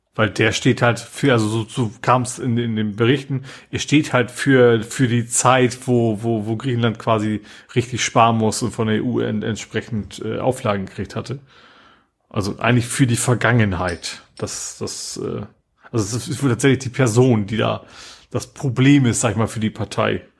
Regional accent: Vechta district, Lower Saxony, Germany; now in Hamburg, Germany; Ist auch meine Heimat, Kreis Fechter

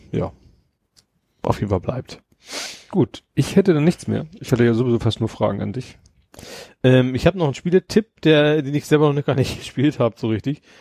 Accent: Lohne, Lower Saxony, Germany; bei uns in unserem Dörfchen in Lohne

